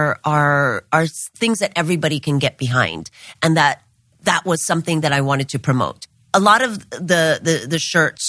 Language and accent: English; Hawaii, United States; now in Los Angeles, United States; growing up in Hawaii, I was really quite spoiled with, you know, this sort of paradise